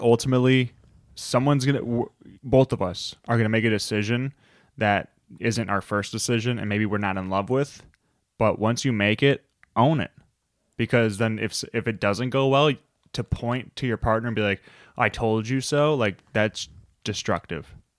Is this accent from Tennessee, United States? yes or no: no; Chicago, Illinois, United States; we're from Chicago